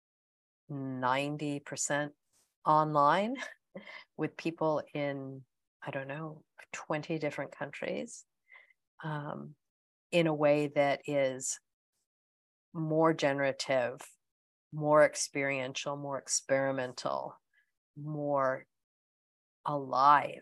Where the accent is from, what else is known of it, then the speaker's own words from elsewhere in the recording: United States; accent: American; moved away as an adult; also born or lived in United Kingdom; now in New Zealand; you can also tell by my accent that I'm American, but I have, I left America in 1995, first for the UK for 7 years, and then emigrated to New Zealand in 2003